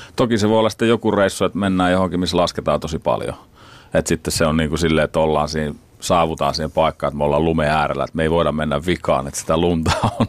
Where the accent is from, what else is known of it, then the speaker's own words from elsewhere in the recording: Finland; me ollaan Suomesta